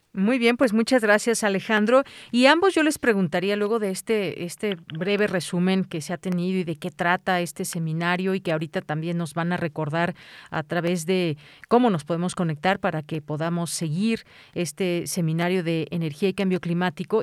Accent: Mexico; a todos como mexicanos

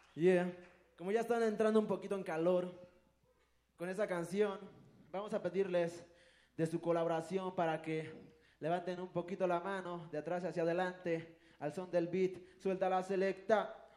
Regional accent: a village near Pantepec, Puebla, Mexico; first language Totonac; Spanish is a second language; moved away; en Pantepec, Puebla, eh, igual también en Mecapalapa, Puebla, que es pues cercano a mi pueblo

